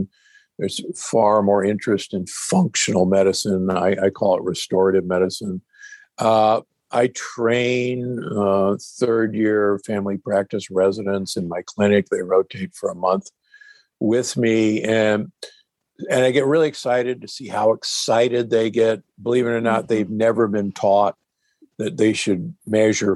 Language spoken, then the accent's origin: English; Omaha, Nebraska, United States; I grew up in Omaha, Nebraska